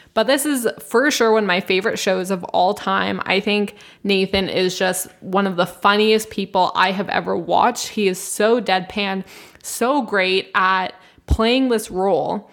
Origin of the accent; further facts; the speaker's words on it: Canada; we're from Canada